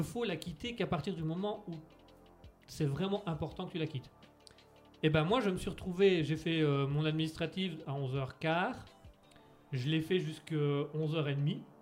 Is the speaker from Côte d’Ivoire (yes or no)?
no; France; Je suis français